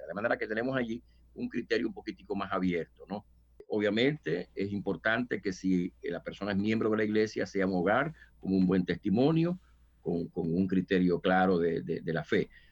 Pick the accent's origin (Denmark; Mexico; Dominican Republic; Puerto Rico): Dominican Republic; moved away as an adult; yo soy dominicano y pues llegué acá hace unos 20 años